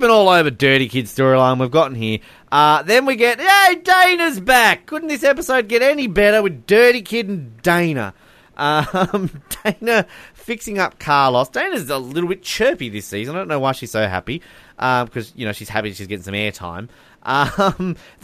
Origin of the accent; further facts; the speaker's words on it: Australia; I'm Australian